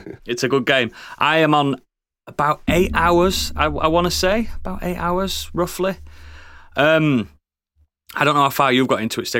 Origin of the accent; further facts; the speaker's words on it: Yorkshire and the Humber, United Kingdom; I've had to stop myself saying Hogwarts because I'm from West Yorkshire and we say Warts instead of.